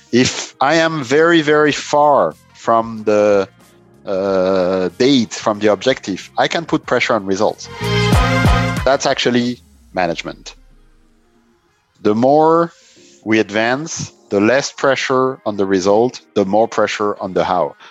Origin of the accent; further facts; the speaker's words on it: Strasbourg, Grand Est, France; also born or lived in Italy; Strasbourg, my hometown